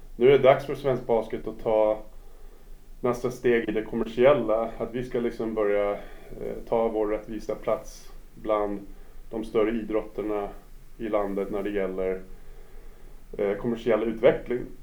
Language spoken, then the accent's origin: Swedish; New York, United States; Swedish is a second language; moved away as an adult; now in Stockholm, Sweden; Jag är född och uppvuxen i USA, i New York